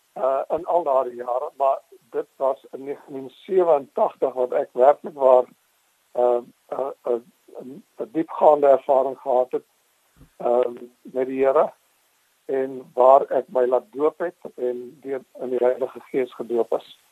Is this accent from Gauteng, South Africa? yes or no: yes; Transvaal / Pretoria, Gauteng, South Africa; moved away as an adult; also born or lived in Boksburg / Northern Bushveld / Grasmere; now in Somerset West, South Africa; Ek is in Boksburg gebore. Uh, ek was so 1 jaar oud toe trek uh, my ouers daar na die verre Noord-Afrikaans